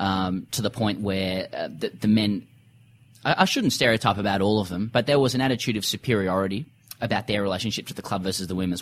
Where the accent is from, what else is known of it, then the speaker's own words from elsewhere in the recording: Sydney, New South Wales, Australia; moved away as an adult; now in Melbourne, Australia; I'm from Sydney originally, but I live in Melbourne at the moment